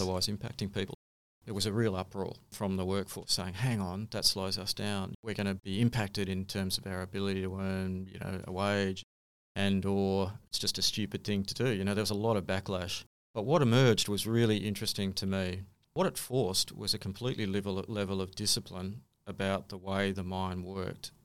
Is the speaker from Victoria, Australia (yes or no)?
no; Sydney, New South Wales, Australia; moved away; also born or lived in Kalgoorlie; I was born in Sydney